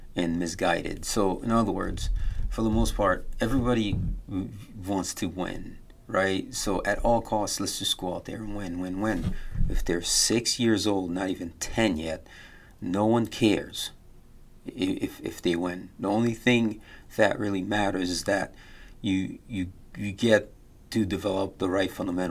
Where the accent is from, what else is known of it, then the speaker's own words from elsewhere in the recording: United States; I grew up here in America